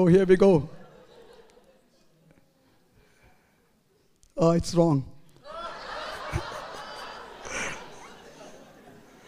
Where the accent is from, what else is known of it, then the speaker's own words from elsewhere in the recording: India; moved away as an adult; now in Edmonton, Canada; as a young man growing up in India